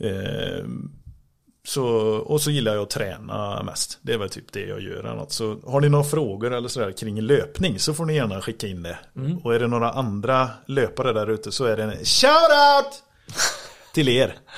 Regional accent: Grästorp, Västra Götaland, Sweden; Vi är från Grästorp båda två.

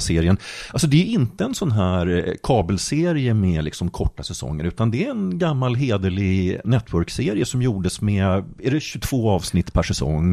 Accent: Jönköping County, Sweden; moved away; Jag är delvis uppvuxen i Jönköping

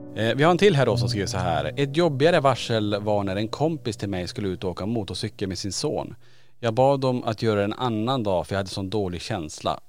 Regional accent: Norrland, Sweden; jag är från Norrland

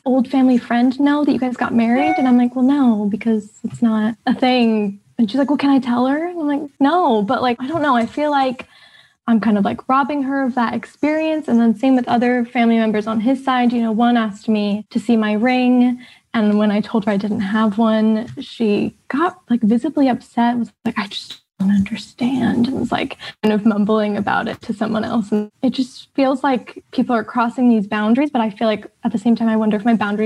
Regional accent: California, United States; moved away as an adult; now in United Kingdom; I'm originally from California, and I moved to the UK about 8 years ago

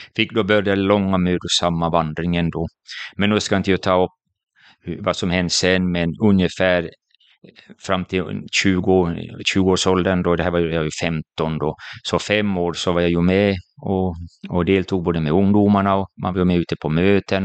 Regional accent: Jakobstad, Ostrobothnia, Finland; jag är född i Finland, i Jakobstad, en liten stad vid västkusten

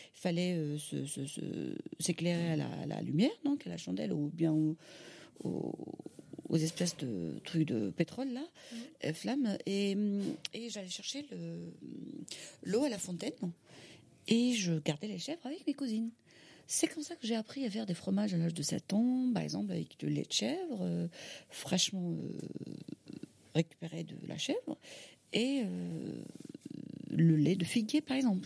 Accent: Algiers, Algiers Province, Algeria; French is a second language; also born or lived in Kabylie; now in France; je suis née à Alger

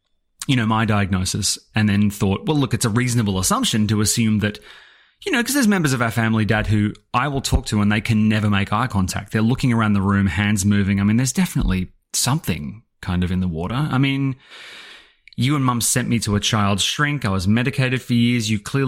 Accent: Scotland, United Kingdom; whereas I can't even do a Scottish accent and I'm originally Scottish.

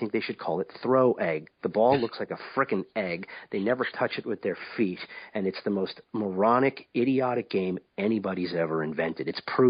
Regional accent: New York City, New York, United States; moved away as an adult; now in upstate New York, United States; I'm from New York City. I live upstate New York. I abandoned Manhattan a few years ago for the life of the country.

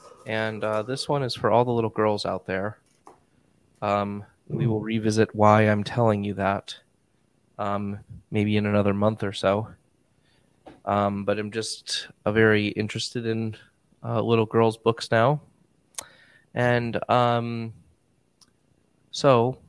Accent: Chagrin Falls, Ohio, United States; my hometown of Chagrin Falls, Ohio, USA

